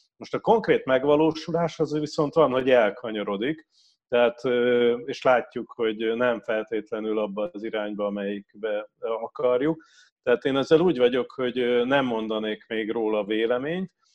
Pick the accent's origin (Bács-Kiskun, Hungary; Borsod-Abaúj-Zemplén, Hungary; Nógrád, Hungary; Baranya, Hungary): Baranya, Hungary; Pécs; én Pécsi vagyok